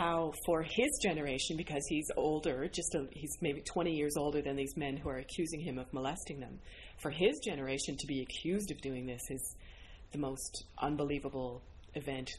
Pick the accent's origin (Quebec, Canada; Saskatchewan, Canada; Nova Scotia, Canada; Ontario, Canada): Ontario, Canada; now in St. John's, Canada; I'm from Ontario